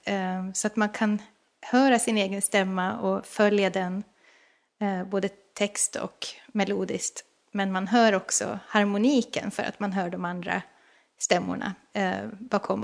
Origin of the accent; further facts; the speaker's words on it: Åland Islands; jag är ju själv från Åland